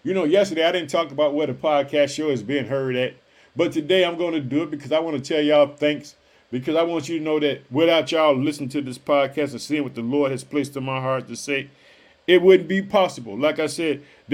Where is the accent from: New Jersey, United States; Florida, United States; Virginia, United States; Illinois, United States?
Illinois, United States; also born or lived in Chicago; the state of Illinois, which is my home state. I live in the city of Chicago.